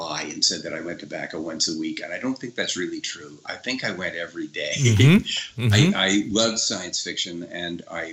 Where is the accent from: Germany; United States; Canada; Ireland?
Canada; Ottawa, Ontario; now in Toronto, Canada; I'm from Ottawa